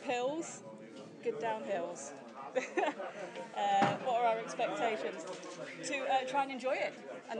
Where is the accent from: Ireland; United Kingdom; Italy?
United Kingdom; Manchester, North West England; we're from Manchester.